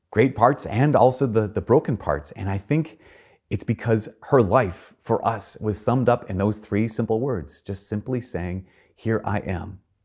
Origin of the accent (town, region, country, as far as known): Brainerd, Minnesota, United States; born or raised there; moved away